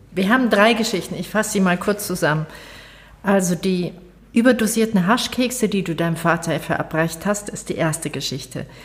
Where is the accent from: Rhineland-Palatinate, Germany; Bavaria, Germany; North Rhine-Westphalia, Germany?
Bavaria, Germany; ich komme aus Bayern